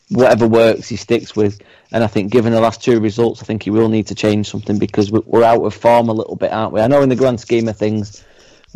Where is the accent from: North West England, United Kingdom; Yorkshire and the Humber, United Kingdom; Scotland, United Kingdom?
North West England, United Kingdom; Bury; I was born in Bury